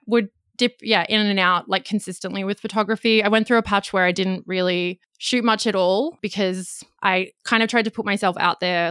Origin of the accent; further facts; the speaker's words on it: Australia; accent: Australian; also born or lived in Gold Coast, Queensland; I'm in Australia, if you can tell by my accent